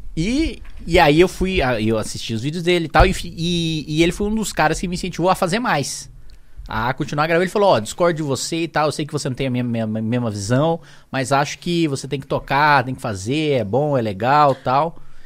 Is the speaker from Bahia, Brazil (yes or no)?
no; Indaiatuba, São Paulo, Brazil; also born or lived in Salto, São Paulo; eu nasci em Salto, interior de São Paulo, cidadezinha lá de Conheço. 100 mil habitantes. Linda. Fui criado em Indaiatuba, ali logo do lado